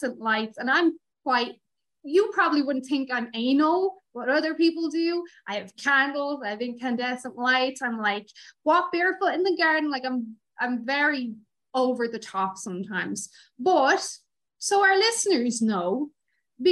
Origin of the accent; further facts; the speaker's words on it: Ireland; growing up in Ireland